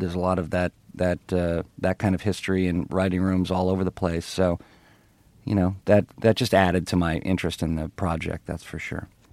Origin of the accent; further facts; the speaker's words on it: Ottawa, Ontario, Canada; moved away; I, I grew up in Canada, in Ottawa, Canada